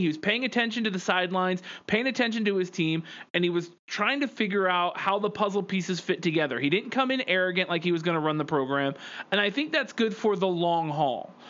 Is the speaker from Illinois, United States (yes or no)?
no; Northern California, United States; growing up in Northern California